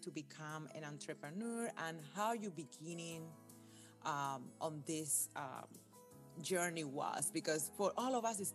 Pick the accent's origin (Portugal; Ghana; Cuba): Cuba; born or raised there; now in United States